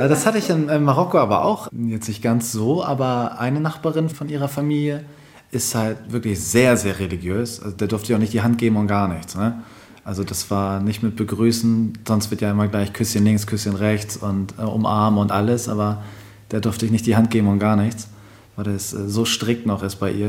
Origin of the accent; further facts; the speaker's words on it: Germany; typischer Deutscher, ich bin zum Beispiel auch auf dem Dorf groß geworden